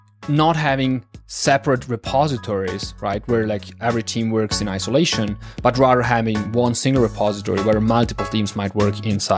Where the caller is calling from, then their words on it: northern Italy, Italy; As you said, like … I'm calling in from Northern Italy.